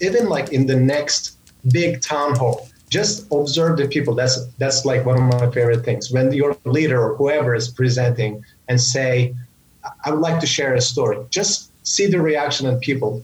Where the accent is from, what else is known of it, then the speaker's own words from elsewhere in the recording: Samsun, Turkey; moved away as an adult; also born or lived in United States; my hometown in Turkey, Samsun, which is on the northern part of Turkey.